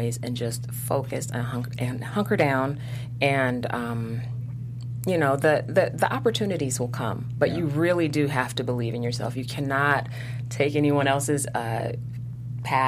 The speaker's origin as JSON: {"language": "English", "town": "Detroit", "region": "Michigan", "country": "United States", "moved": "yes", "said": "I am from Detroit."}